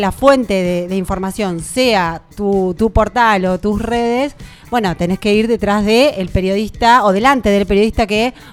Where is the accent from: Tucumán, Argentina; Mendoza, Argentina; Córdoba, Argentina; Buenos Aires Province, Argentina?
Buenos Aires Province, Argentina; Tandil; ni siquiera estaba yo todavía cuando mis viejos se vinieron a vivir a Tandil, porque a mi papá lo contrataron para jugar en Santa Marina.